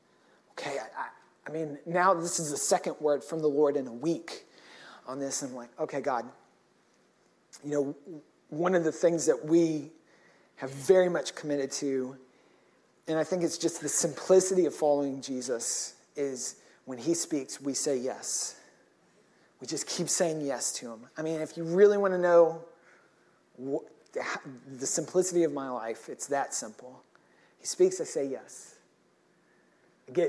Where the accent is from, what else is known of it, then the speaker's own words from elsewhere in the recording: Granbury, Texas, United States; moved away as an adult; now in Berlin, Germany; I grew up in Granbury